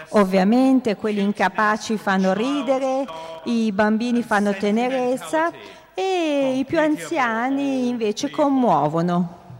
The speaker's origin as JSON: {"language": "Italian", "region": "England", "country": "United Kingdom", "second_language": "Italian", "said": "Innanzitutto mi scuso perché sono inglese e come tutti gli inglesi sono molto pigro e non ho mai studiato altre lingue"}